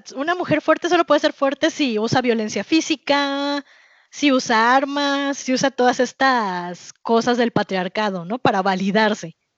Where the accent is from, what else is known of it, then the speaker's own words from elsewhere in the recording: Mexico; soy latina, pero soy mexicana